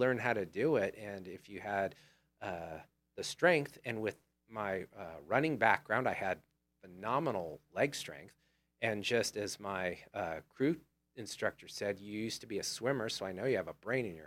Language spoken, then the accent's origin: English; United States; I grew up on Old Humboldt